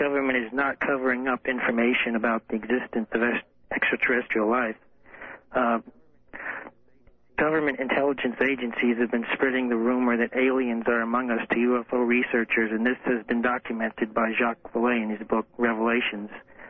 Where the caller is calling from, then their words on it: San Francisco Bay Area, California, United States; I'm calling from the Bay Area, San Francisco Bay Area.